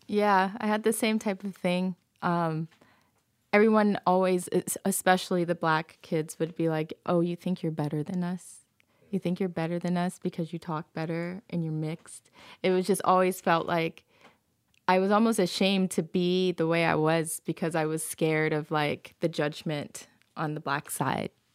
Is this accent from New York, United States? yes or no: no; Georgia, United States; moved away; also born or lived in Okinawa, Japan; there weren't very many half Asian, half black girls growing up in Georgia